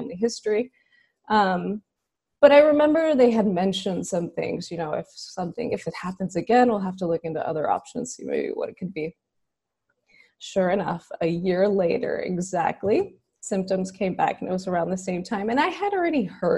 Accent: Houston, Texas, United States; I'm from Houston, so I'm a native Houstonian

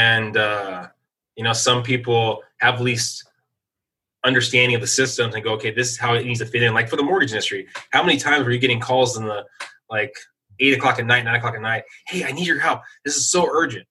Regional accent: San Diego, California, United States; moved away as an adult; I just never had roots back into my hometown of San Diego

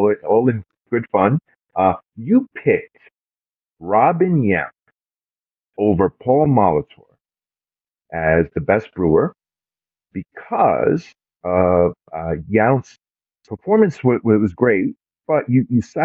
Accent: New York City, New York, United States; I was born in Brooklyn, raised in Brooklyn, New York

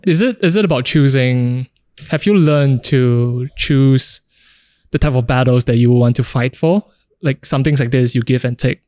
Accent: Singapore; growing up in Singapore

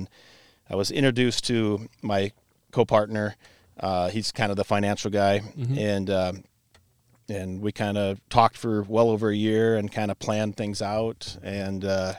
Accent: Cedar Rapids, Iowa, United States; I'm kind of local dude. I was born here in Cedar Rapids, lived and grew up in Cedar Hills. My mom remarried after my dad passed when I was a kid. Moved to Ely, so I've been kind of local my whole life.

